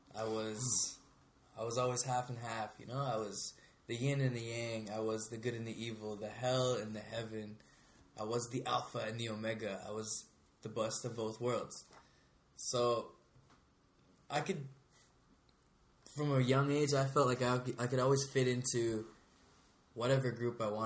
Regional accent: Canada; where we grew up today in Canada

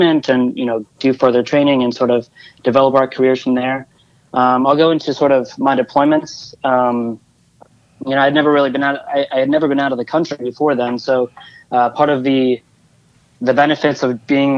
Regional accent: Conception Junction, Missouri, United States; moved away; I grew up in a small town in Missouri called Conception Junction with my grandparents and my twin brother

